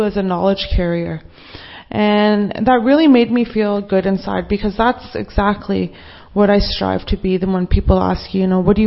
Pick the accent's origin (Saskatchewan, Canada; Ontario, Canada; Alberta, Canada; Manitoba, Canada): Saskatchewan, Canada; Treaty 4 territory; I'm from the Treaty 4 territory